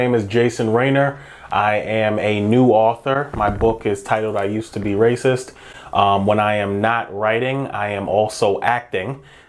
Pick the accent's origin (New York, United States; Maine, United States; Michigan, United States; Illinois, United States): New York, United States; New York City; moved away as an adult; now in Ohio, United States; So I'm from Brooklyn, New York, and I grew up there.